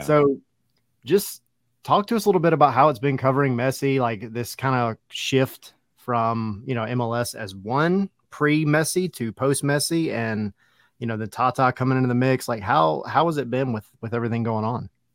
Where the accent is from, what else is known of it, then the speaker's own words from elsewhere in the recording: Lake Oconee, Georgia, United States; I grew up on Oconee